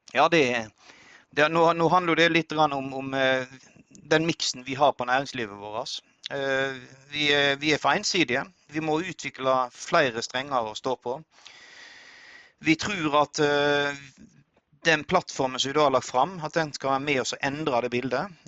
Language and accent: Norwegian; Odda, Vestland, Norway; jeg vokste opp inn i Hardanger, Odda